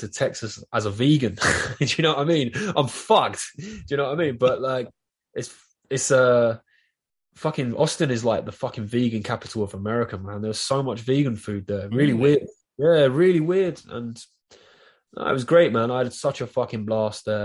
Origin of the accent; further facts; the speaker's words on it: London, United Kingdom; accent: Southeast London; I'm from Southeast London. This is a London accent. It's a Southeast London accent